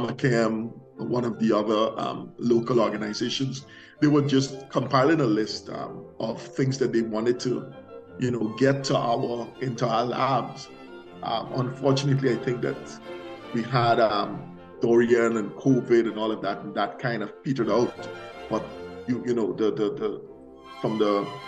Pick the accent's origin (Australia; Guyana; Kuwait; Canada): Guyana; moved away; I came from Guyana